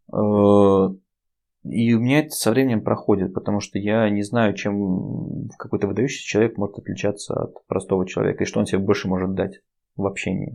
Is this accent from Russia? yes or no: yes; Saint Petersburg, Russia; мы из Питера